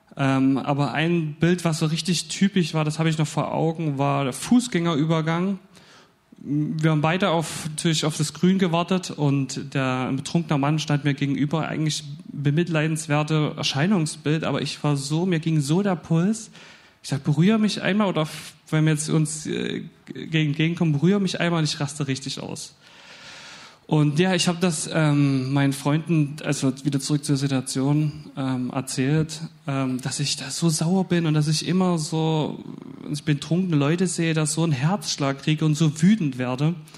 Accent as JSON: {"language": "German", "town": "Dresden", "region": "Saxony", "country": "Germany", "moved": "as an adult", "said": "ich komme aus Dresden"}